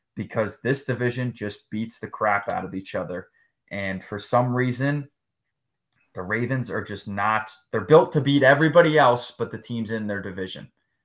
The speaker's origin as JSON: {"language": "English", "region": "New Jersey", "country": "United States", "said": "We're from Jersey."}